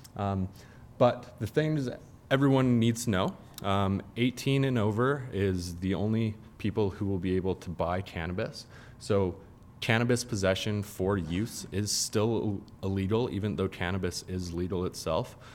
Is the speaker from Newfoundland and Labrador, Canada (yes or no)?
no; Calgary, Alberta, Canada; also born or lived in Ontario; I grew up in Calgary.